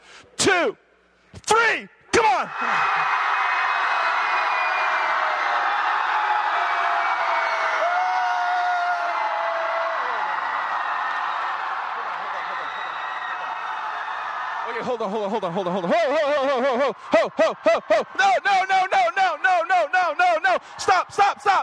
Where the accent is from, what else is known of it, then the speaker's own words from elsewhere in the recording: Hawaii, United States; I'm from Hawaii. I live at 2 feet.